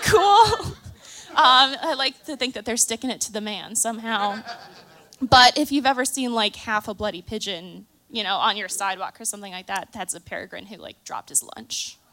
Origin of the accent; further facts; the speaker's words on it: Chicago, Illinois, United States; I am from Chicago